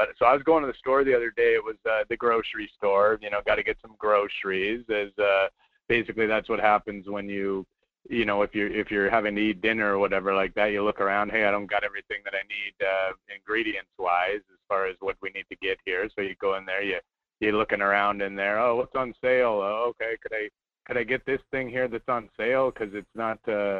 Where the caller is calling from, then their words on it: Anchorage, Alaska, United States; I'm in Anchorage.